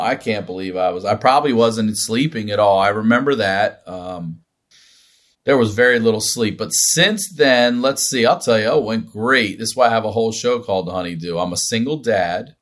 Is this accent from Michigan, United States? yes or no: no; Maryland, United States; I'm from Maryland, which is a touch Southern